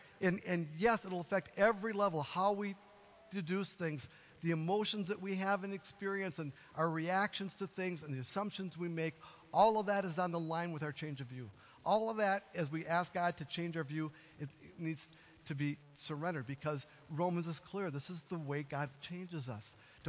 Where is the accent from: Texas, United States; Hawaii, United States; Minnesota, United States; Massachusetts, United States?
Minnesota, United States; Duluth; I came from Duluth, Minnesota, right? On the shores of the largest freshwater lake in the world, right?